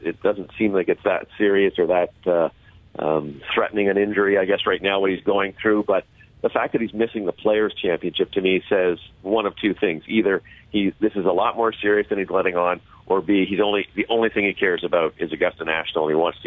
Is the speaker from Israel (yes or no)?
no; Canada; as a Canadian